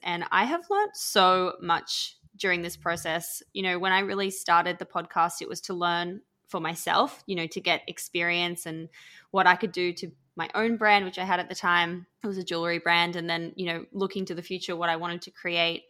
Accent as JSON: {"language": "English", "country": "Australia", "tie": "born or raised there", "accent": "Australian", "moved": "yes", "lives_now": "London, United Kingdom", "said": "everyone can probably hear I'm Australian, but I'm based in London. But where I grew up was literally the middle of absolutely nowhere in Australia."}